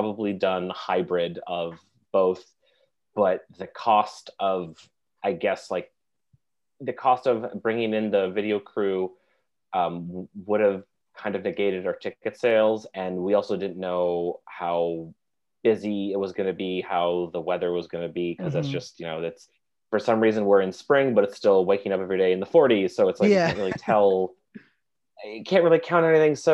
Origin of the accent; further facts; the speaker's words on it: Finger Lakes region, upstate New York, United States; moved away as an adult; also born or lived in Oneonta, New York; now in New York City, United States; I'm a musician, bassist, and a songwriter from upstate New York. I'm from the Finger Lakes region